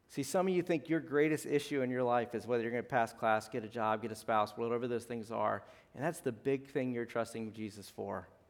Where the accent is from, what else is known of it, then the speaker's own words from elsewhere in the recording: South Louisiana, United States; moved away; I'm from South Louisiana.